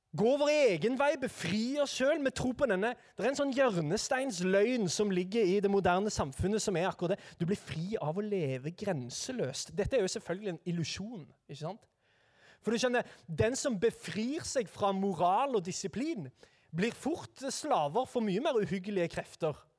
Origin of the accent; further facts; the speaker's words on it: Sandnes, Rogaland, Norway; jeg er altså da fra Sandnes